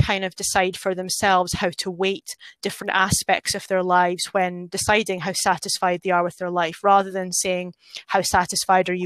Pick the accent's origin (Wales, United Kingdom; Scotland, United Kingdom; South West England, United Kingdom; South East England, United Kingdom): Scotland, United Kingdom; moved away; I'm a Scottish person